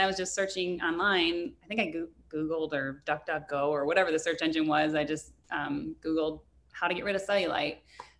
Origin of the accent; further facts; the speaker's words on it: Minnesota, United States; pasty white from being a Minnesotan